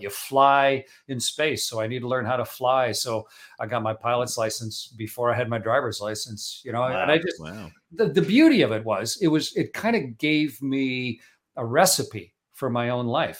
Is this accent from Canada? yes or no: yes; Canada; I'm Canadian